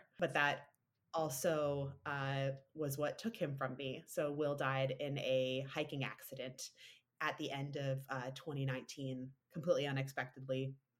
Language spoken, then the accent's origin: English; Ontario, Canada; No, I actually grew up in Ontario, outside of Toronto, quite rurally, actually.